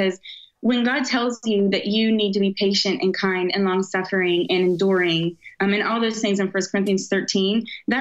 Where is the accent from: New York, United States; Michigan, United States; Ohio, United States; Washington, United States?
Ohio, United States; Southern; I'm from Southern Ohio, and we have like a huge heroin epidemic